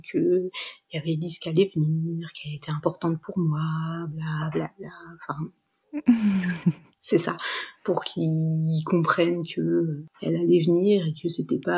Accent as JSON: {"language": "French", "town": "Dijon", "region": "Bourgogne-Franche-Comté", "country": "France", "said": "Euh, je, moi, je venais de Dijon, euh, j'avais encore des amis là-bas."}